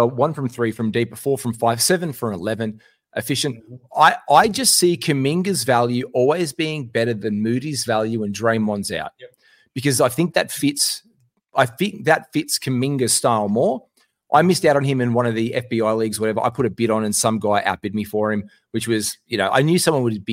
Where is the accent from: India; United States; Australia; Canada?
Australia